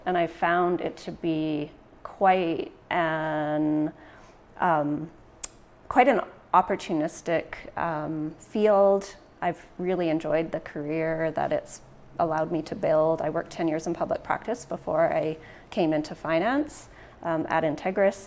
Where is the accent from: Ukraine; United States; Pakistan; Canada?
Canada; Prince George, British Columbia; also born or lived in Ontario; I was born and raised in Prince George.